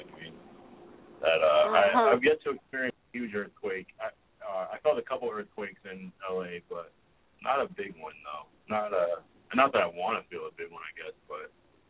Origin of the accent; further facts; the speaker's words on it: Springfield, Massachusetts, United States; I remember growing up in Springfield, Mass., and, like, my dad worked at Hartford, so I would kind of follow both.